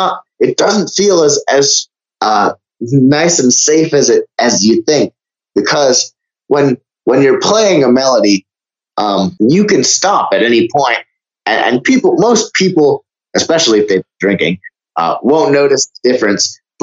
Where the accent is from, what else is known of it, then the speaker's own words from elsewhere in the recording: Vermont, United States; Oh man, I was a very quiet and anxious child in public, but as soon as I got home, I turned into that eccentric sort of freak.